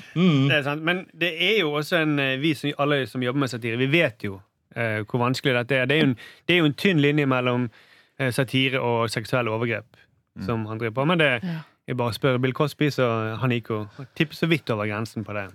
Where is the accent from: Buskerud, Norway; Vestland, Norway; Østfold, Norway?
Vestland, Norway; Bergen; jeg er jo bergenser